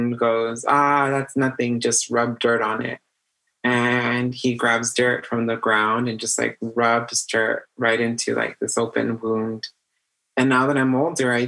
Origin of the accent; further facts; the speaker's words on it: Baldwin Park, California, United States; I grew up on Millbury. If you know where the big Walmart is, the new one, just down the street from there in this greenhouse with my grandma